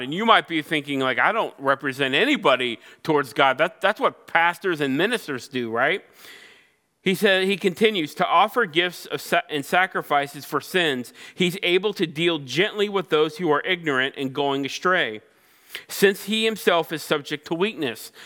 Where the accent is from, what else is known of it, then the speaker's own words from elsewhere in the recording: Cincinnati, Ohio, United States; I grew up in Cincinnati, Ohio, the birthplace of Major League Baseball